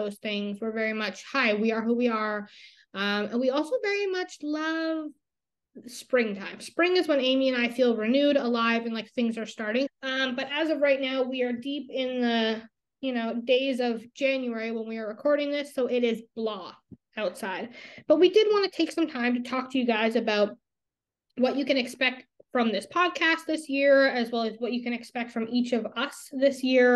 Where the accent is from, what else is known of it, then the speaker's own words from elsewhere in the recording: Canada; I'm Canadian